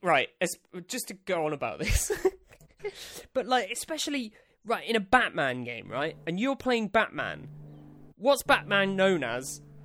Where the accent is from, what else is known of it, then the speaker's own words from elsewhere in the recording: England, United Kingdom; as an English man